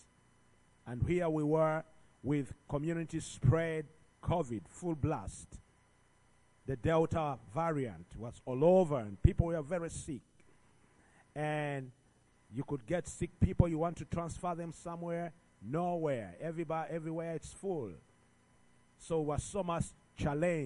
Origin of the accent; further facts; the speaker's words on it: Uganda; I'm from Uganda, all the way about 7,000 something miles